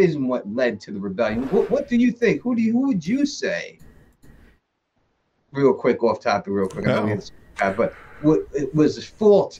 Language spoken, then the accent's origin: English; New York, United States; growing up in New York.